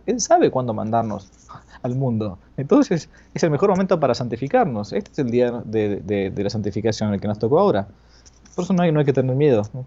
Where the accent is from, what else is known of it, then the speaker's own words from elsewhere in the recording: Argentina; yo estoy acá, en mi país, en Argentina